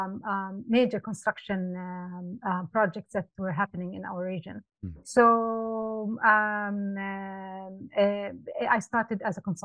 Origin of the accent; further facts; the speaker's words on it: Amman, Amman Governorate, Jordan; moved away as an adult; now in Dubai, United Arab Emirates; I was born in Amman, Jordan, and I moved here in 2005, and this has been home for the past 18 years.